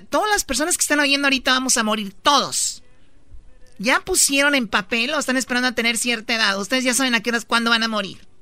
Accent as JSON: {"language": "Spanish", "country": "Mexico", "said": "Somos latinos, somos mexicanos"}